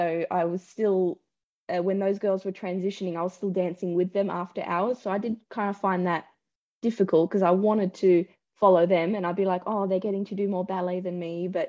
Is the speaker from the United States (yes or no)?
no; Sydney, New South Wales, Australia; I grew up in Southwest Sydney